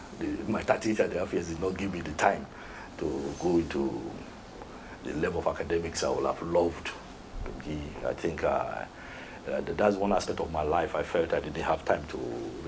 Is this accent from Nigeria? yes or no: yes; Nigeria